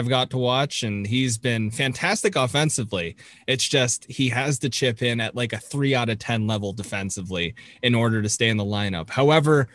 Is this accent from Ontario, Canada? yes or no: yes; Toronto, Ontario, Canada; I am from Toronto